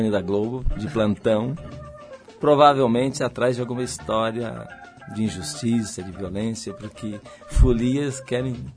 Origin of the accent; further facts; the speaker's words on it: Porto Alegre, Rio Grande do Sul, Brazil; Tudo é, é, são opostos no Rio Grande do Sul.